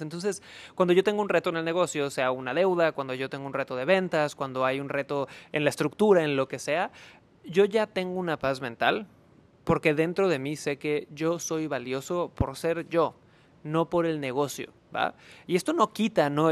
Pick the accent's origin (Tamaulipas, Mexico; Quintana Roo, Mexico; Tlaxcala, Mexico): Quintana Roo, Mexico; Cancún; moved away; yo nací en Cancún, Quintana Roo